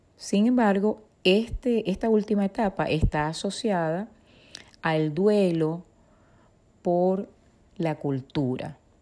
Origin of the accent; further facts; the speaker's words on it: Venezuela; moved away; Nací en Venezuela, tengo formación como psicóloga y soy migrante